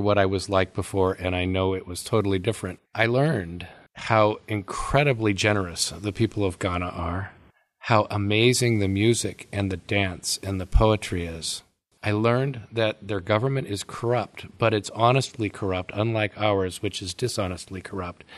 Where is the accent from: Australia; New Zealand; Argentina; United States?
United States; Oakland, California; I was born in Oakland, California, so I thought it was normal to have on one side of my house the headquarters of the Hells Angels